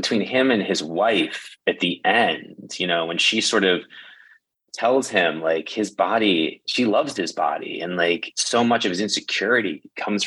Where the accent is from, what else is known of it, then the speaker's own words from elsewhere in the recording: outside New York City, United States; I grew up outside New York City